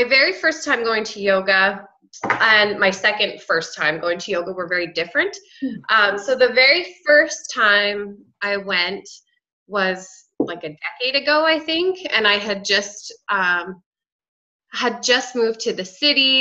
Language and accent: English; Saskatchewan, Canada; moved away as an adult; now in Medicine Hat, Canada; I grew up in Saskatchewan, but moved here to go to college